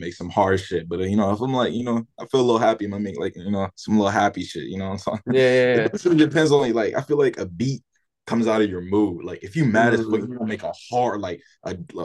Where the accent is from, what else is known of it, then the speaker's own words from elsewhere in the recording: Virginia, United States; growing up in Virginia, you know, it was just some like chill shit.